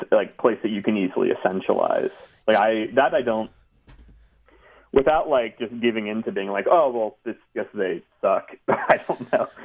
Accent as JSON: {"language": "English", "region": "New Jersey", "country": "United States", "tie": "born or raised there", "also_born_or_lived": "Texas / Ohio / California", "said": "Like Texas, I was born in Texas and moved to like Ohio, like suburb of Cleveland, and then lived a little bit in Central California. But then mostly grew up in my teen years in North Jersey."}